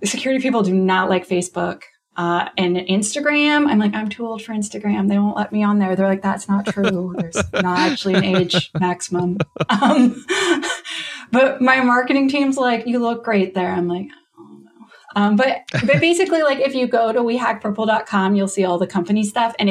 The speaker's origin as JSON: {"language": "English", "country": "Canada", "accent": "Canadian", "said": "I'm Canadian, you can hear my accent"}